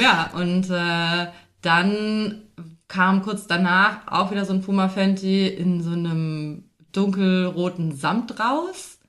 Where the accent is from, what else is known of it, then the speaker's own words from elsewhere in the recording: Fulda, Hesse, Germany; now in Berlin, Germany; ich komme ursprünglich nicht aus Berlin, haha, ich bin auch zugezogen, sondern komme aus Fulda beziehungsweise so einem kleinen Kaff dort äh, in Hessen